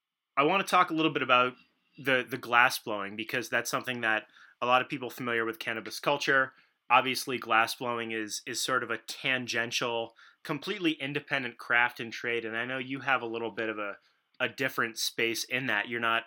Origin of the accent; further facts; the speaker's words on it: Winooski, Vermont, United States; and I grew up in Winooski